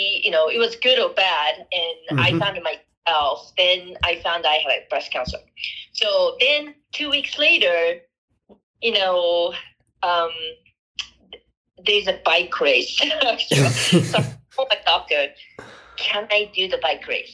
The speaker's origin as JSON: {"language": "English", "country": "Japan", "tie": "born or raised there", "second_language": "English", "moved": "as an adult", "lives_now": "Colorado, United States", "said": "I grew up in Japan. I was born and raised there"}